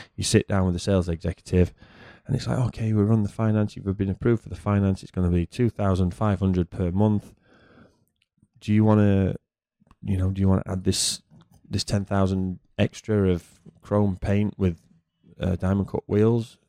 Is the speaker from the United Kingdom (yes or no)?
yes; United Kingdom; moved away; as a Brit